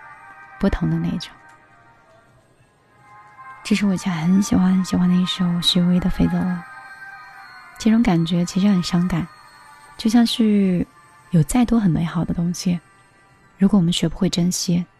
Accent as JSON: {"language": "Chinese", "town": "Hangzhou", "region": "Zhejiang", "country": "China", "said": "就是杭州的。"}